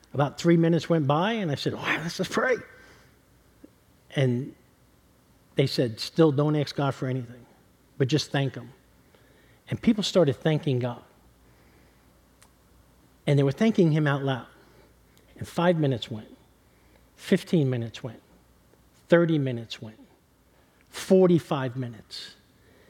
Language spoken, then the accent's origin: English; New York City, New York, United States; moved away; also born or lived in Kentucky; I'm born and raised in New York City